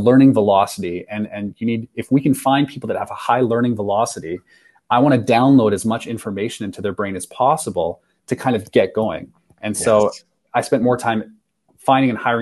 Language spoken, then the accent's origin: English; Saskatchewan, Canada; oh no, Saskatchewan.